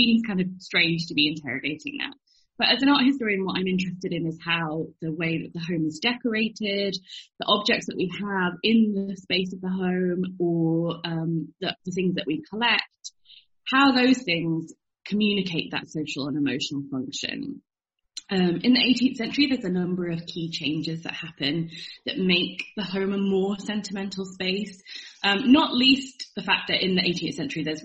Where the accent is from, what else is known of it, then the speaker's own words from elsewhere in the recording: Chester, North West England, United Kingdom; moved away; where I grew up in Chester